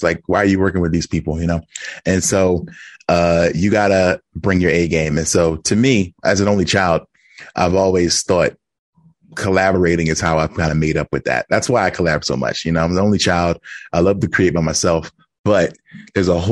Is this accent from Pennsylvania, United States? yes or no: yes; Philadelphia, Pennsylvania, United States; I'm from Philadelphia